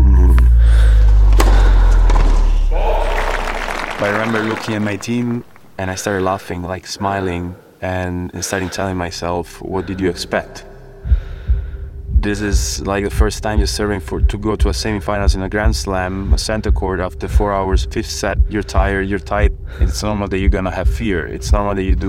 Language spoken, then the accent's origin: English; Rome, Lazio, Italy; I'm from Italy. I was born in Rome